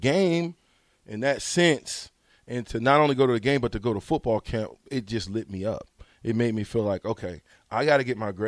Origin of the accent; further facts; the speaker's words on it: Omaha, Nebraska, United States; I grew up in Nebraska, Omaha, in projects, of course